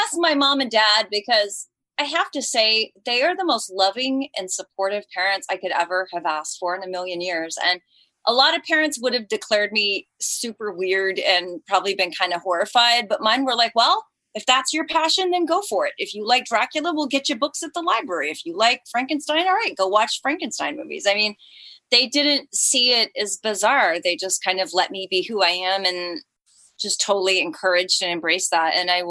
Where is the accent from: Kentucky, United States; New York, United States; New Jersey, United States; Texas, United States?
Texas, United States; Colleyville; born or raised there; also born or lived in Fort Worth